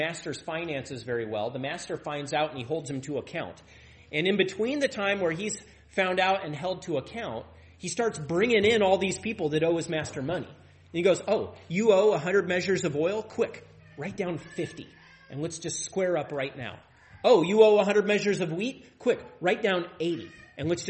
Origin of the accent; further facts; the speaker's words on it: Tri-Cities, Washington, United States; now in Deer Park, United States; I grew up in the Tri-Cities